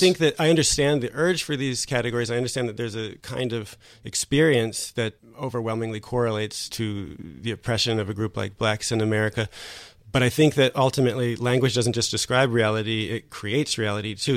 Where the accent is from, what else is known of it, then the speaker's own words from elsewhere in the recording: United States; moved away as an adult; now in France; as an American